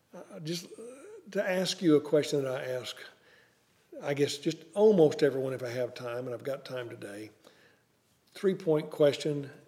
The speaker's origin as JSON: {"language": "English", "region": "the Ozarks", "country": "United States", "tie": "born or raised there", "moved": "yes", "said": "I was raised in the Ozarks"}